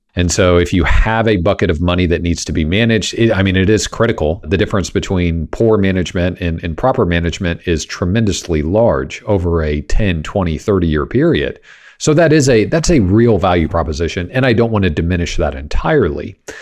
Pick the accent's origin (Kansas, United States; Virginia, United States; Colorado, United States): Kansas, United States; now in Texas, United States; growing up in Kansas